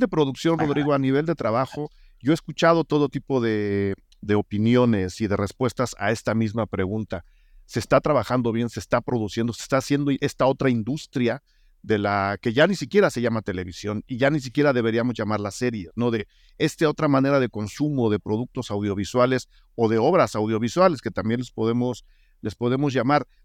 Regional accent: Mexico; nosotros mismos como público mexicano

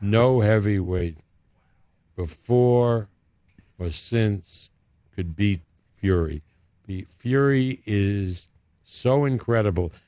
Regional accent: New York, United States; accent: New York; moved away as an adult; now in Las Vegas, United States; my home city

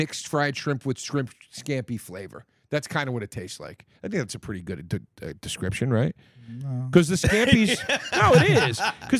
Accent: Compton, California, United States; I'm from Compton.

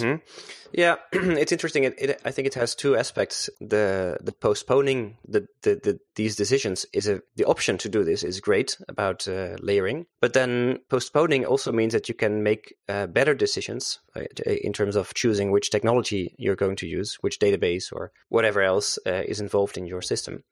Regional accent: Netherlands; also born or lived in Zeist; I'm a Dutch guy. Uh, so I'm from Holland. Uh, I live here in, uh, Zeist with, uh, my family.

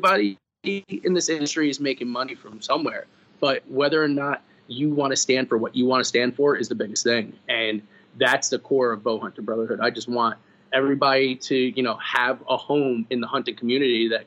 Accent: New York, United States; I'm from New York

